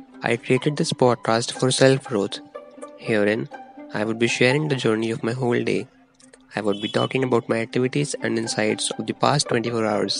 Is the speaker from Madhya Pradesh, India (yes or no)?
no; Gurugram, Haryana, India; I am from Gurugram, which is in Delhi NCR region